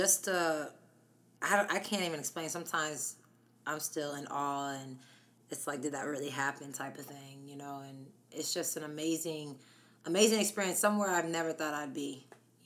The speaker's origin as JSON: {"language": "English", "town": "Harrisburg", "region": "Pennsylvania", "country": "United States", "tie": "born or raised there", "also_born_or_lived": "La Mesa, California", "said": "I was born in La Mesa, California, till I was about 8. And then my remaining years was Harrisburg, Pennsylvania"}